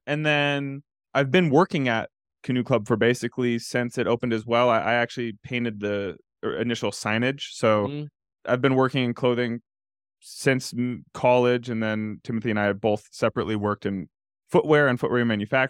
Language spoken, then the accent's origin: English; Cleveland, Ohio, United States; now in Boulder, United States; I'm from Cleveland, Ohio.